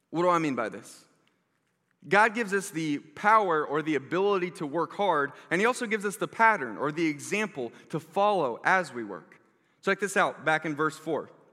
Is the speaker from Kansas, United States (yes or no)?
yes; South Johnson County, Kansas, United States; I grew up in South Johnson County